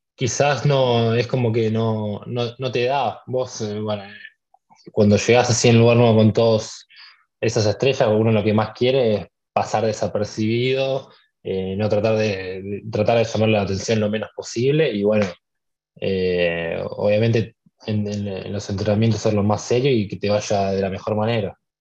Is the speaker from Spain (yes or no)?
no; San Isidro, Buenos Aires Province, Argentina; yo nací el 5 de marzo de, de 2004 nací acá en, San Isidro, viví toda, mi vida acá